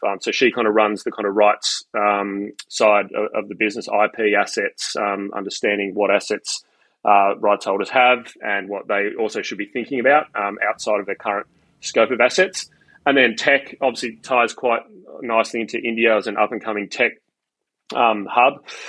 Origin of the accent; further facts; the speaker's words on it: Australia; Australia is just you know I, it's it's my home country.